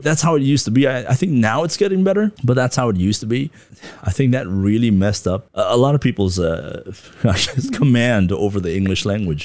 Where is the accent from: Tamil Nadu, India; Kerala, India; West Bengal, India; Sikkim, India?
West Bengal, India; Darjeeling; moved away as an adult; also born or lived in Kathmandu, Nepal / Canada; now in Taiwan; I grew up in Darjeeling, went to school there